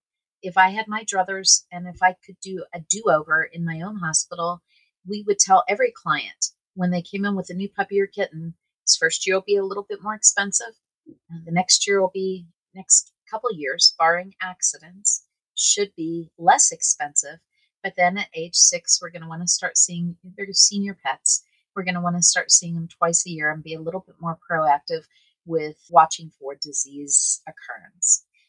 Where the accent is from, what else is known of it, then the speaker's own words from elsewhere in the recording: Colorado, United States; Peak is a nod to my home state of Colorado, and it's also a nod to being the best, being at the pinnacle of your game.